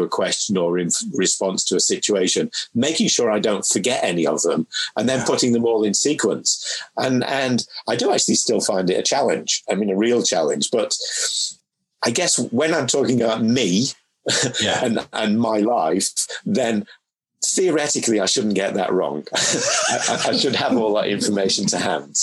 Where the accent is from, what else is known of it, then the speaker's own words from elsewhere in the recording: Manchester, North West England, United Kingdom; moved away as an adult; also born or lived in Mid-Cheshire; now in London, United Kingdom; I grew up through my formative years in Manchester